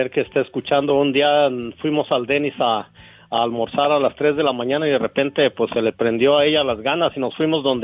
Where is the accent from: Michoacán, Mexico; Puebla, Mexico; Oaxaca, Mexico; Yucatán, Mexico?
Michoacán, Mexico